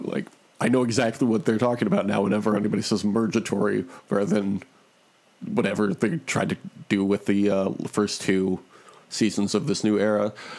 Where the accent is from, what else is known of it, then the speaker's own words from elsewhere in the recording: Michigan, United States; moved away; any news articles I should be reading about my hometown